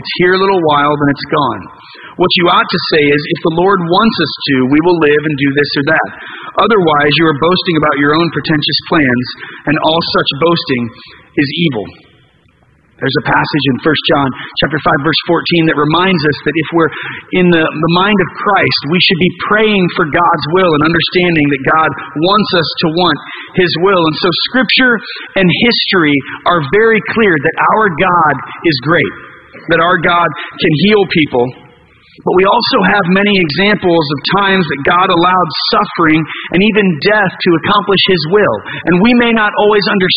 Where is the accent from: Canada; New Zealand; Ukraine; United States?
United States; we're American